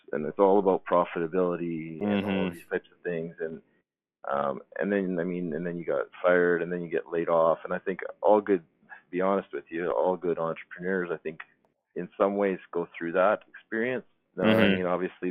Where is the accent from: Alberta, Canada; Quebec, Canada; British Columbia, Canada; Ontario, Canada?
Alberta, Canada; Calgary; moved away; I'm from Calgary, Alberta originally